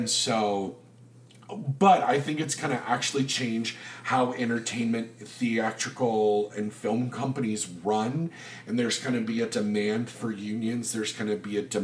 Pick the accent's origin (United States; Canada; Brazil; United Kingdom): United States; the South; I'm from the South.